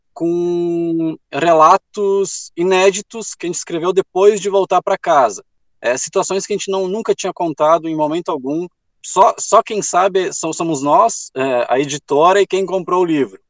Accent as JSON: {"language": "Portuguese", "region": "Rio Grande do Sul", "country": "Brazil", "said": "a gente é do Rio Grande do Sul, a gente desceu"}